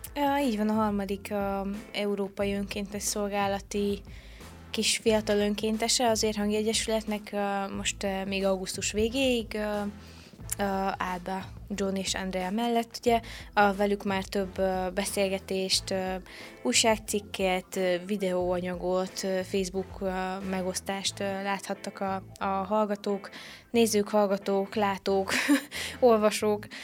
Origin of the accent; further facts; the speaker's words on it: Săcueni, Bihor County, Romania; also born or lived in Oradea (born); itt, ö, nevelkedtem születésemtől fogva